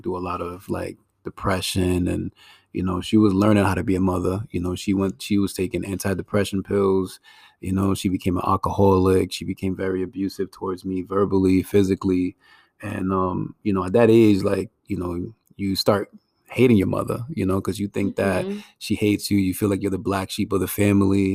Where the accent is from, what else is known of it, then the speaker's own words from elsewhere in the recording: Providence, Rhode Island, United States; I came to the States like around like two, three years old or something like that. And, you know, I grew up in Providence